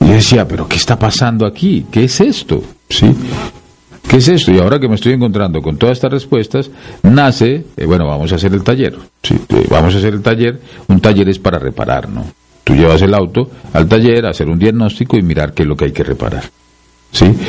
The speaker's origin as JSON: {"language": "Spanish", "country": "Peru"}